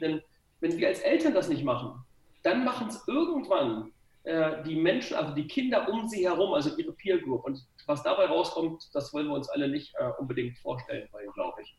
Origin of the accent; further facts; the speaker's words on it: Gifhorn, Lower Saxony, Germany; ich komme aus Gifhorn, also eigentlich nur 20 Kilometer von dir weg.